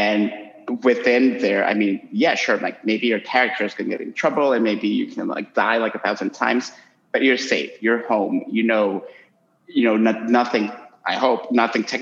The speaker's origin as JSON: {"language": "English", "country": "Honduras", "moved": "yes", "said": "I'm currently in my home country in Honduras"}